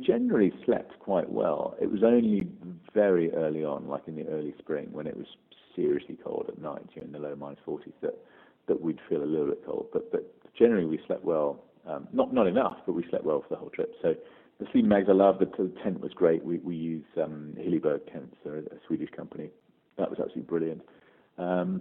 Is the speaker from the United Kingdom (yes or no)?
yes; West Country, Devon and Somerset, South West England, United Kingdom; I grew up in the West Country, you know, Devon and Somerset